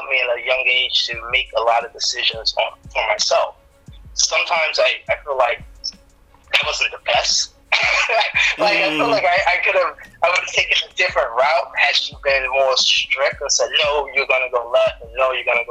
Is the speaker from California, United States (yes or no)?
no; New York City, New York, United States; I grew up in the University Morris Heights section of the Bronx